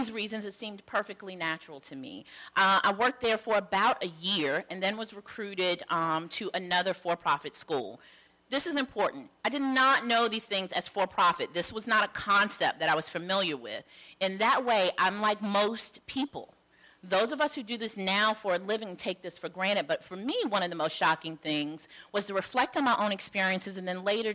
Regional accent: Charlotte, North Carolina, United States; I am from North Carolina, Charlotte, North Carolina, mostly. So I knew the local landscape of schools in Charlotte the way one does when you're growing up

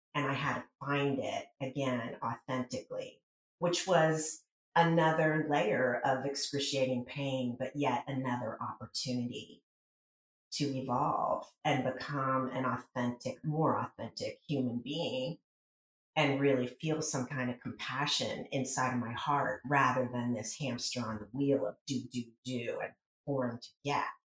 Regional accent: rural town in middle Pennsylvania, United States; moved away as an adult; also born or lived in New York City; out in a rural town in Pennsylvania, the middle of five kids with two pseudo adults at the helm

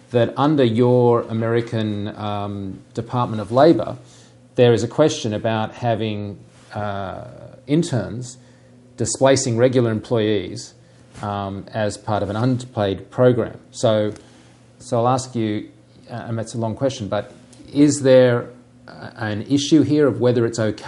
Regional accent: Australia; accent: Australian; I'm an Australian

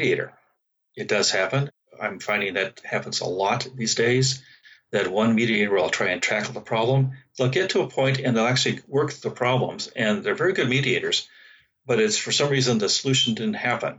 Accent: San Francisco Bay Area, California, United States; I'm from the San Francisco Bay Area

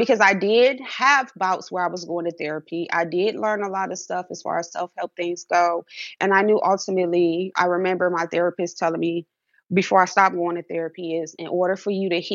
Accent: Cleveland, Ohio, United States; growing up in an inner city in a poverty area, I'm from Cleveland, Ohio

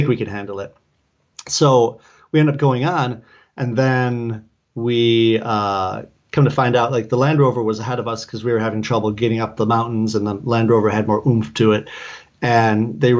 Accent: Detroit, Michigan, United States; moved away; it's Detroit.

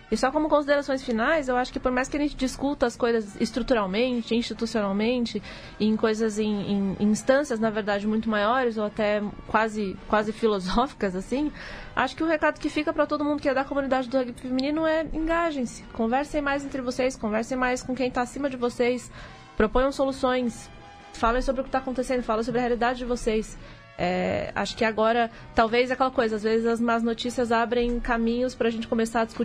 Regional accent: Brazil; mas a gente vai chegar lá porque somos brasileiros, não desistimos nunca.

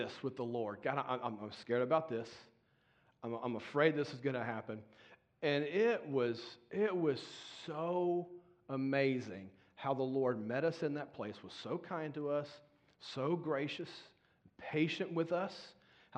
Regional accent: Baton Rouge, Louisiana, United States; moved away as an adult; was born and raised in Baton Rouge, Louisiana

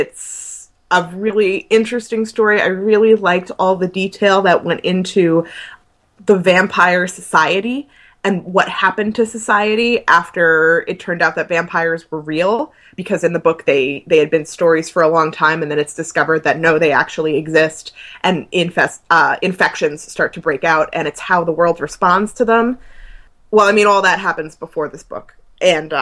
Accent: New Jersey, United States; moved away; home in New Jersey

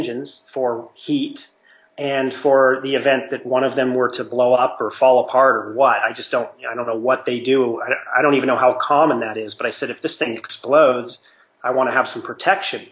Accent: Mammoth Lakes, California, United States; moved away; I'm from Mammoth, and my parents have a house

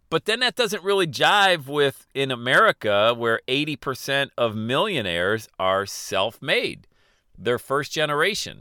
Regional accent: Bradford, Pennsylvania, United States; growing up in Bradford, P

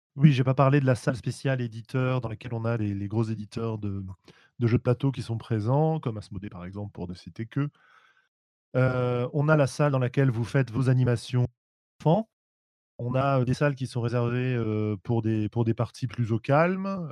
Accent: Paris, Île-de-France, France; je suis parisien.

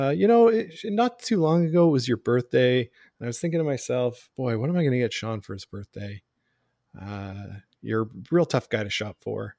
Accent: Canada; all growing up in Canada.

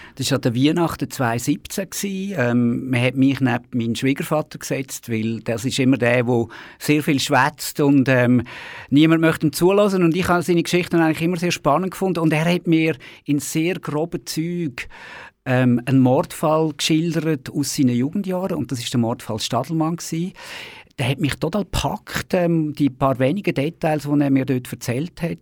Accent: Baden, Aargau, Switzerland; in der Region Baden, wo ich aufgewachsen bin

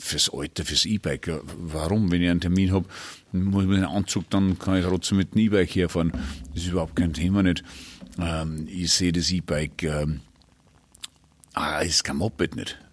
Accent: Burgenland, Austria; bei uns im Burgenland

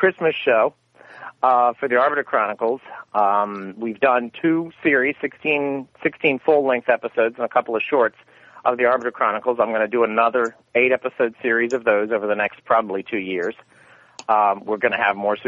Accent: the South, United States; I'm from the South

